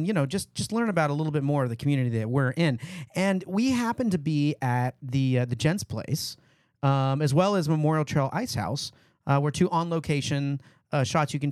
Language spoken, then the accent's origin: English; Scotland, United Kingdom; so I am Scottish, though.